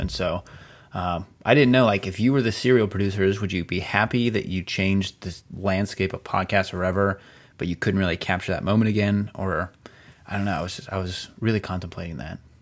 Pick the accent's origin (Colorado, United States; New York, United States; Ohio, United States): Ohio, United States; outside of Cleveland; I grew up right outside of Cleveland